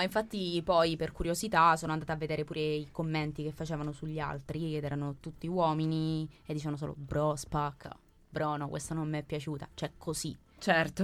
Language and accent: Italian; Abruzzo, Italy; moved away; Io sono abruzzese sul mare